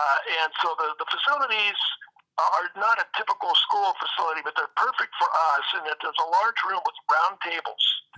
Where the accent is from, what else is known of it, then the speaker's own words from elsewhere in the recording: Seattle, Washington, United States; also born or lived in Fairbanks, Alaska / California; I was born in Fairbanks, Alaska. We moved to Seattle here so that my mother could do the Romper Room television show out of Tacoma, Washington. She did it in Fairbanks for a little while, so she was on television for quite a while here. Grew up here in the Seattle area, Pacific Northwest